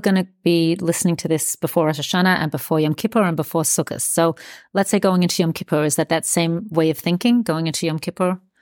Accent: Australia; I grew up in Australia

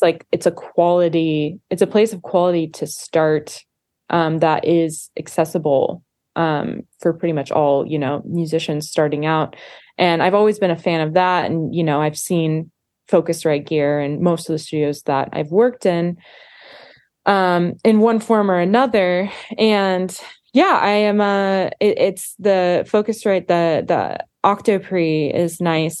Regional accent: Montana, United States; we grew up in Montana together

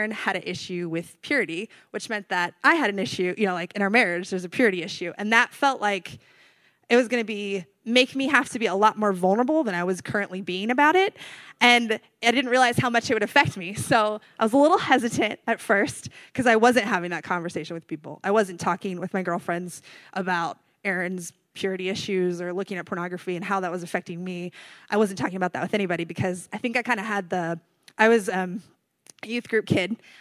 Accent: North Carolina, United States; moved away as an adult; also born or lived in California; I'm from North Carolina

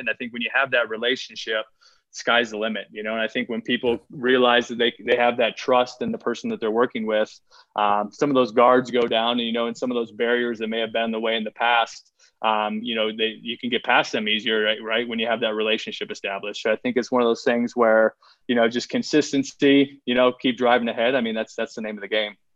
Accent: Iowa, United States; I grew up, I grew up in Iowa

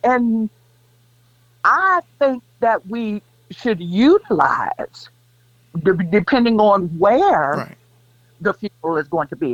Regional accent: Kansas City, United States; moved away as an adult; also born or lived in Greensboro, North Carolina; I can't say I'm really from Kansas City

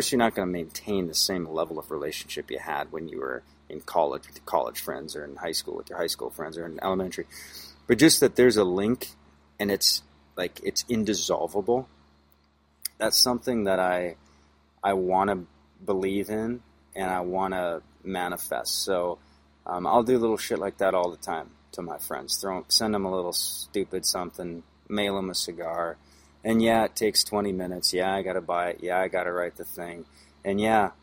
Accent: United States; being an American

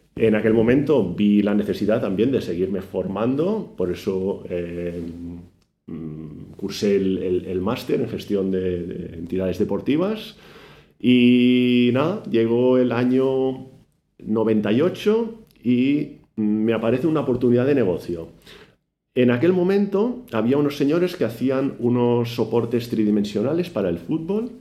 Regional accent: Badalona, Catalonia, Spain; yo soy de Badalona, tuve la suerte de nacer en la ciudad que ama el baloncesto

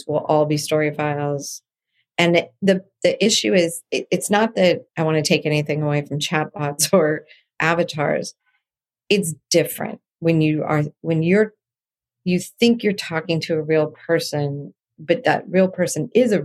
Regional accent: San Diego, California, United States; now in Los Angeles, United States; I grew up in San Diego

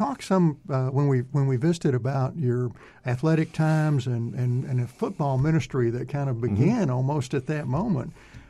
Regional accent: Texas, United States; I grew up in Northeast Texas. My dad and I watched the Cowboys every Sunday.

